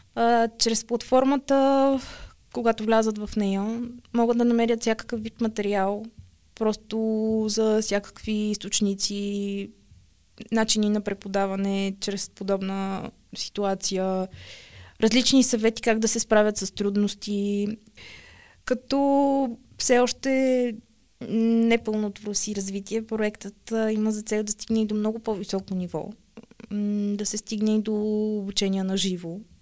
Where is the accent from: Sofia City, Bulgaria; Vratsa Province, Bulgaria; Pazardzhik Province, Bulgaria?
Sofia City, Bulgaria; Sofia; от София съм